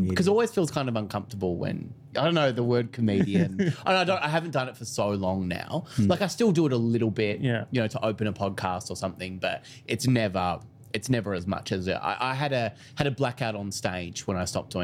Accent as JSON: {"language": "English", "town": "Phillip Island", "region": "Victoria", "country": "Australia", "tie": "born or raised there", "said": "I grew up on Phillip Island, which is a small coastal town."}